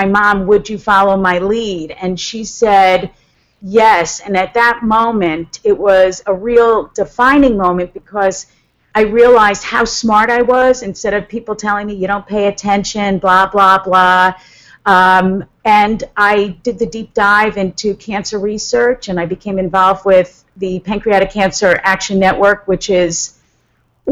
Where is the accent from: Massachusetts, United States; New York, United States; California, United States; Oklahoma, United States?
New York, United States; Huntington; I'm from Huntington